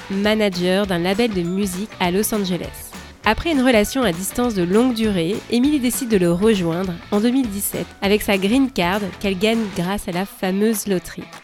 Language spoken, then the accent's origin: French; France; also born or lived in West Coast, United States; now in United States; je suis française et je vous parle depuis la côte ouest des États-Unis.